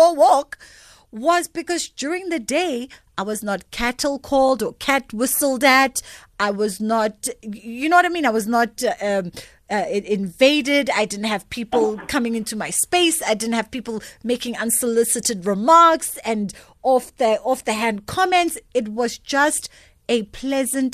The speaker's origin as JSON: {"language": "English", "country": "South Africa", "said": "especially as South African women"}